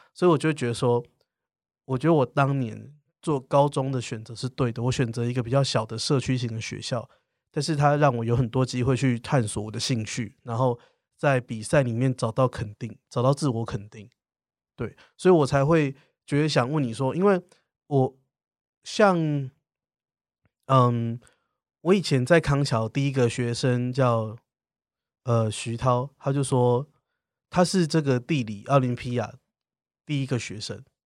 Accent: southern Taiwan, Taiwan; 因为你知道我是南部人，所以南部人的想法就是如果可以当老师其实就很好

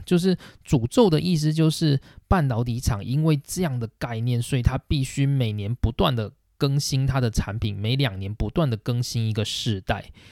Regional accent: Taiwan; 身为台湾人的我们

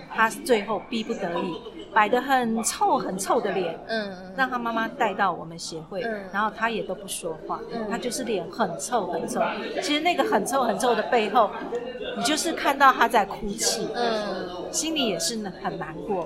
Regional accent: Taiwan; 你知道我们台湾人、中国人传统是，你生完怎么可以喝冷的？

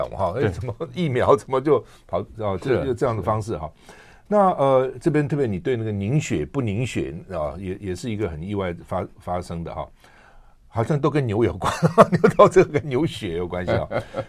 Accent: Taiwan; 我们一个台湾人到美国去能够这样，真的不容易哈。

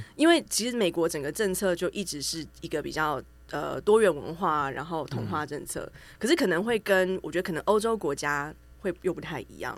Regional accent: Taichung, Taiwan; moved away as an adult; also born or lived in United States; now in Taipei, Taiwan; 因为我从小在台中长大

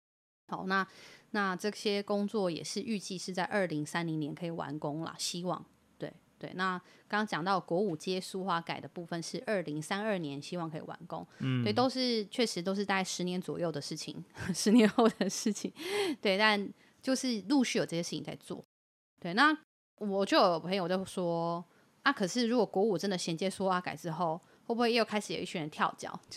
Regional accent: Yilan County, Taiwan; 我我们宜兰人不一定想要跟你们桃园同一国，我们可以宜兰国自己一国啊

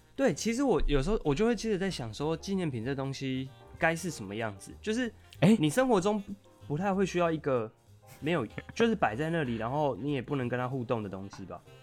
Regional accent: Taiwan; 我来自台湾

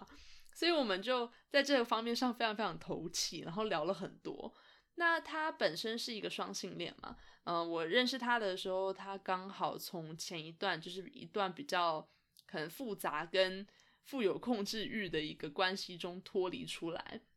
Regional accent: Canada; 那他知道我是从加拿大来的之后，就觉得很有很有兴趣吧。他说他对加拿大也非常有好感。

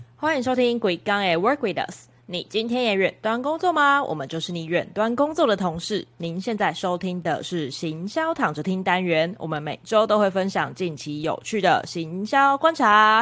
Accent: Kaohsiung, Taiwan; 身为高雄人

